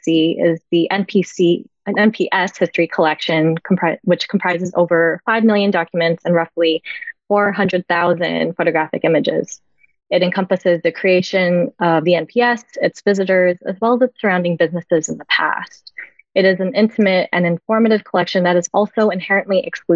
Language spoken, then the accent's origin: English; southeastern Ontario, Canada; also born or lived in Philippines / San Francisco Bay Area; now in Greater Toronto Area, Canada; At the age of 3, I emigrated to Canada from the Philippines. Growing up in southeastern Ontario